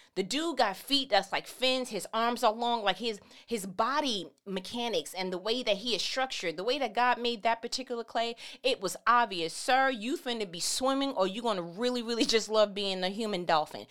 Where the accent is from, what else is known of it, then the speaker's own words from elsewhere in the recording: New York, United States; I'm from New York.